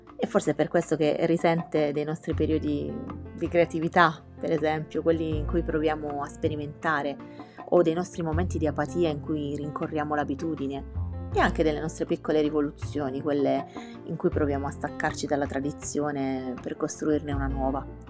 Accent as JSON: {"language": "Italian", "region": "Apulia", "country": "Italy", "also_born_or_lived": "Milan", "moved": "as an adult", "lives_now": "Rome, Italy", "said": "tornavo a Roma dalla mia amata Puglia"}